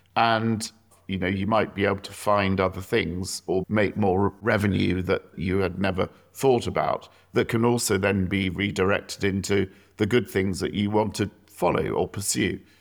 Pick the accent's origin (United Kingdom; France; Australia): United Kingdom; South East England; I grew up in the South